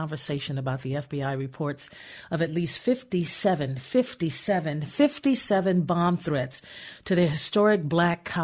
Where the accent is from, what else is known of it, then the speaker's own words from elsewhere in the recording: Gary, Indiana, United States; I was born in Gary, Indiana